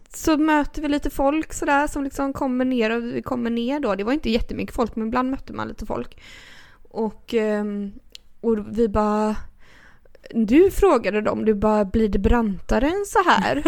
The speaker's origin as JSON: {"language": "Swedish", "town": "Gothenburg", "region": "Västra Götaland", "country": "Sweden", "said": "vi är från Göteborg"}